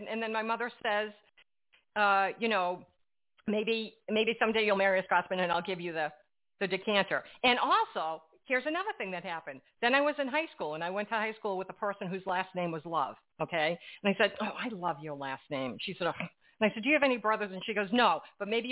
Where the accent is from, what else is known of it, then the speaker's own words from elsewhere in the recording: Framingham, Massachusetts, United States; I was brought up in Framingham, Massachusetts